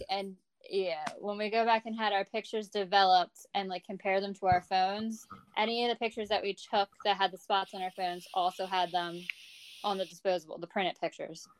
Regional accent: New Jersey, United States; I am from New Jersey

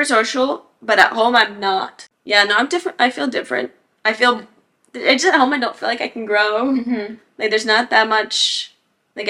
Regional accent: Arkansas, United States; moved away as an adult; also born or lived in Santiago, Chile; now in Dublin, Ireland; I'm from Arkansas.

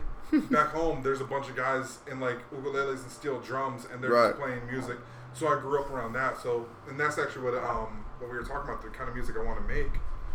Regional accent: Hawaii, United States; So I grew up in Hawaii.

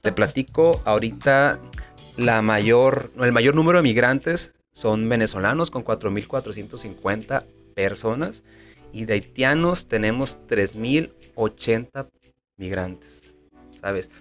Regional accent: Ensenada, Baja California, Mexico; moved away as an adult; also born or lived in Guadalajara; now in Tijuana, Mexico; Soy originario de Ensenada

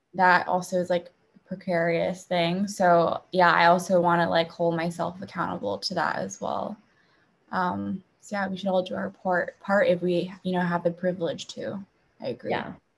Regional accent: Beijing, China; moved away; I grew up in Beijing

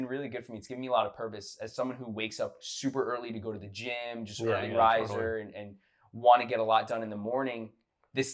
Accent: Florida, United States; growing up in Florida by the beach

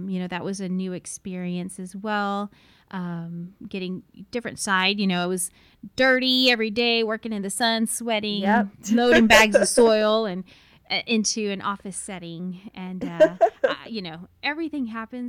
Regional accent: Martindale, Texas, United States; So I am from this area. I grew up in Martindale, went to San Marcos High School and Texas State University, and have settled here with my family

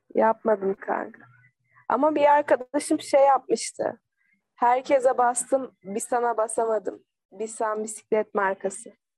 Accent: Akhisar, Manisa, Turkey; born or raised there

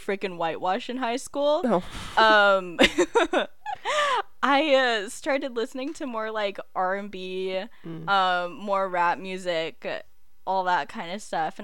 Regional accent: United States; also born or lived in Philippines (ancestry); we're American

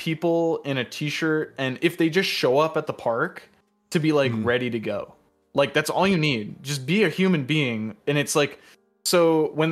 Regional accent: Iowa, United States; now in Connecticut, United States; I grew up in the Midwest. I grew up in Iowa for a long time.

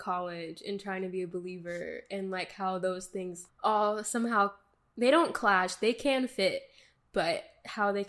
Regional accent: the South, United States; I'm from the south

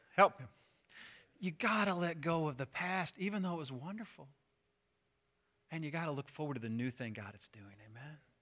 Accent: Missouri, United States; moved away; I'm from Missouri

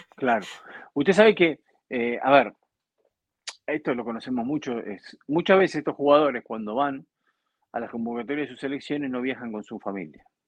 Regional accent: Argentina; en mi país

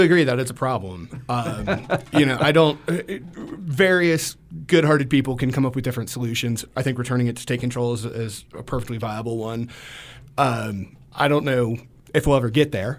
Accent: Georgia, United States; moved away as an adult; I grew up in Georgia

